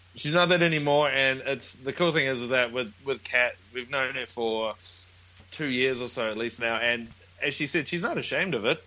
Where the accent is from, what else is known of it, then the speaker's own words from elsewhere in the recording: New Zealand; now in Brisbane, Australia; we're from New Zealand, but we're at the moment in Brisbane, in Australia